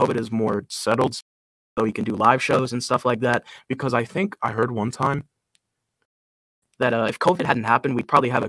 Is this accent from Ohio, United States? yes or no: yes; Ohio, United States; also born or lived in Kentucky / West Virginia; I was born in Kentucky. I lived in West Virginia for the first couple of years of my life. Then I moved to Ohio, where I've been for the majority of my life.